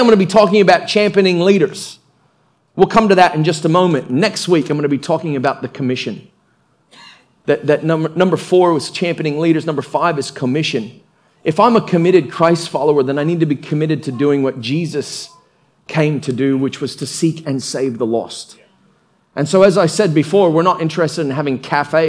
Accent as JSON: {"language": "English", "country": "United States", "tie": "born or raised there", "said": "I was born in America"}